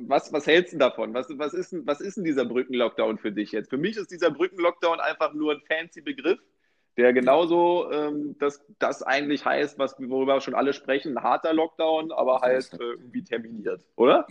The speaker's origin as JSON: {"language": "German", "region": "Berlin", "country": "Germany", "tie": "born or raised there", "said": "ich bin ja gebürtiger äh, Berliner"}